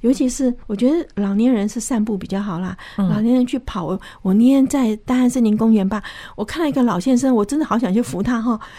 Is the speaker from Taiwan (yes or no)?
no; China; 我觉得这个好像我们中国人现在非常的注重健康哈。